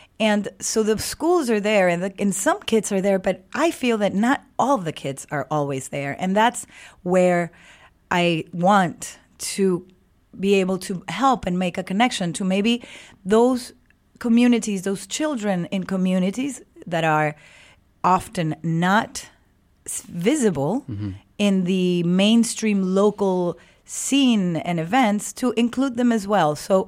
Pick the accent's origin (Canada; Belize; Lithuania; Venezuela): Venezuela; because I come from Venezuela and I am connected to the international movement of El Sistema